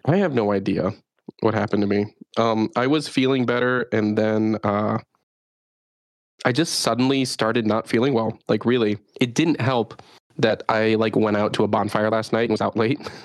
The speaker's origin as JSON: {"language": "English", "town": "Chicago", "region": "Illinois", "country": "United States", "tie": "born or raised there", "moved": "as an adult", "lives_now": "Japan", "said": "I didn't have to deal with wild monkeys growing up in Chicago"}